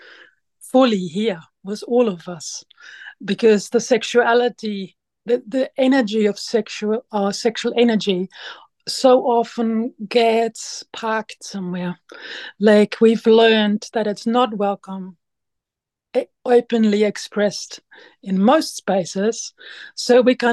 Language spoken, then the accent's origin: English; Germany; moved away as an adult; now in Waiheke Island, New Zealand; I'm originally from Germany and I came to New Zealand 20 years ago